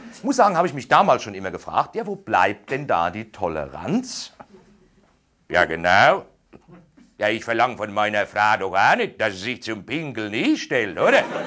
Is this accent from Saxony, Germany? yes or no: no; Aschaffenburg, Bavaria, Germany; Also, da wo ich herkomme, so Großraum Aschaffenburg, also von mir aus gesehen noch Bayern